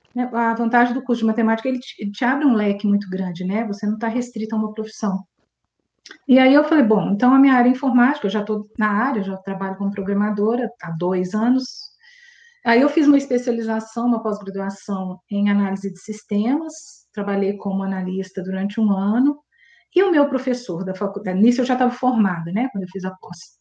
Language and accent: Portuguese; Belo Horizonte, Minas Gerais, Brazil; nasci aqui em BH mesmo